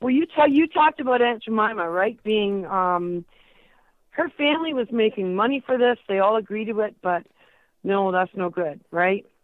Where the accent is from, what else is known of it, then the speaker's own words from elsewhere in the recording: Toronto, Ontario, Canada; my hometown, Toronto